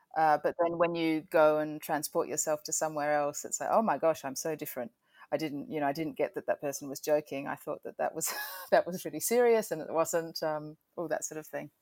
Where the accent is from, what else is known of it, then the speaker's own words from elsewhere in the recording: Adelaide, South Australia, Australia; moved away as an adult; also born or lived in Melbourne, Australia / United Kingdom; now in New York, United States; I grew up in Adelaide.